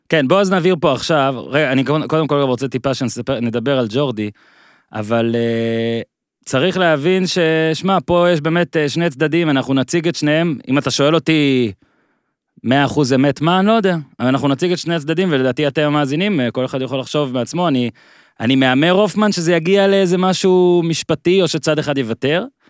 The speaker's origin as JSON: {"language": "Hebrew", "region": "Northern Israel", "country": "Israel", "tie": "born or raised there", "said": "אני בצפון, היה לנו רק ערוץ אחד"}